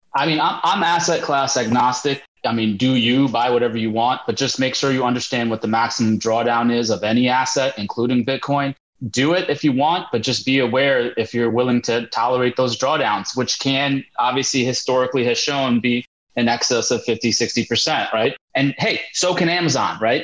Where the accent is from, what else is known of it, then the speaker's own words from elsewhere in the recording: India; I'm Indian